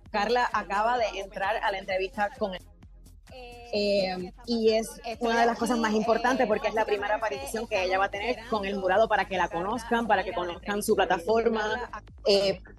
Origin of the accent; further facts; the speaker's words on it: Puerto Rico; Llegamos al segmento que nos distingue como puertorriqueños. Hablando como boricua.